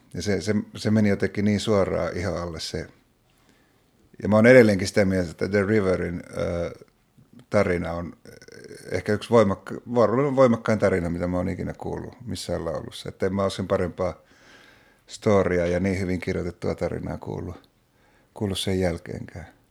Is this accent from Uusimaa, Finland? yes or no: no; Oulu, North Ostrobothnia, Finland; mä oon Oulusta kotoisin, Oulussa asuin silloin